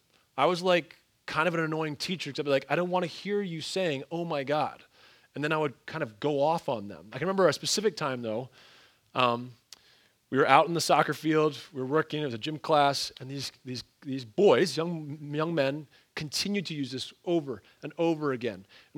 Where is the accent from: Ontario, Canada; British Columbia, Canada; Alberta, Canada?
Ontario, Canada; also born or lived in Pennsylvania, United States / Wisconsin, United States; I mean, I grew up in the North, both in Ontario, Canada, and then in Pennsylvania, went to school in northern Wisconsin.